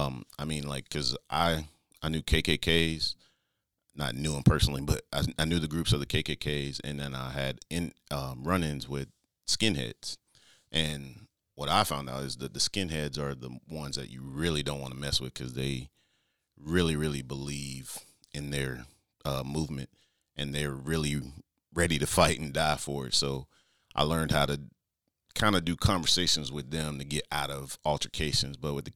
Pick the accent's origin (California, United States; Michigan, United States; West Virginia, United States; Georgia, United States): Georgia, United States; Stone Mountain; I guess I'll start with where I grew up in Stone Mountain, Georgia. It's what we call the east side of Atlanta. So it's like 20 minutes outside of Atlanta. But I grew up there.